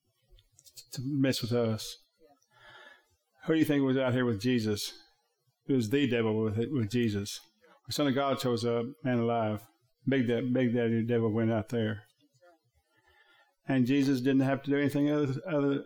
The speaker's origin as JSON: {"language": "English", "town": "Thackerville", "region": "Oklahoma", "country": "United States", "said": "I'm from Thackerville"}